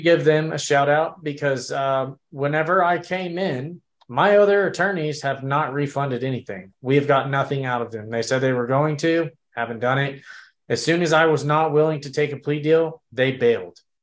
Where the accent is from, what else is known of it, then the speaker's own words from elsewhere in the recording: Texas, United States; we were born and bred in Texas